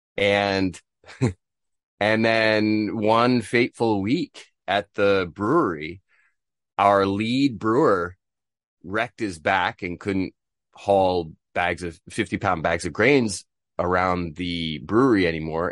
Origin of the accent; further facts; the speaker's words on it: Bristol, Vermont, United States; moved away as an adult; also born or lived in Seville, Spain / Korea; now in Tokyo, Japan; I'm from Bristol, Vermont. in the nor-, northeastern United States, born and raised